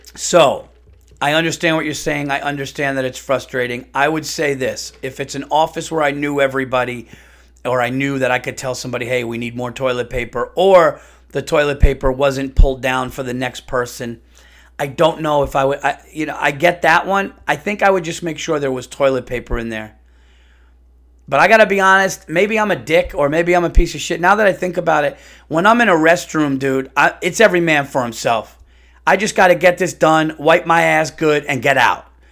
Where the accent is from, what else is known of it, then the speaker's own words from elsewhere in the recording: New York, United States; I'm a New Yorker